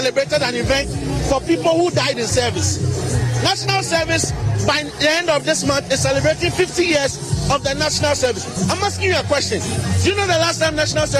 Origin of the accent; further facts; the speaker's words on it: Ghana; I'm a Ghanaian.